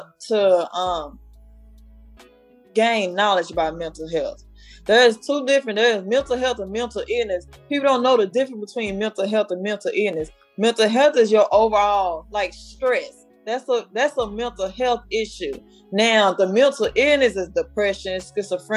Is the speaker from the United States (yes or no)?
yes; Dallas, Texas, United States; accent: Southern; also born or lived in Houston, Texas; I'm located in Houston right now. I'm originally from Dallas, Texas. I'm about to move back home because home is where the heart is